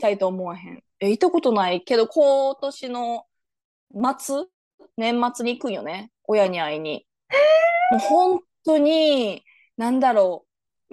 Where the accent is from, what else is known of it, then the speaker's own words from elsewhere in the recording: Japan; moved away as an adult; 日本育ちの私たち